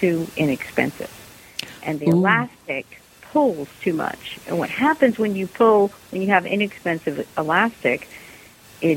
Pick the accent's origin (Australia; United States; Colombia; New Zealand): United States; as an American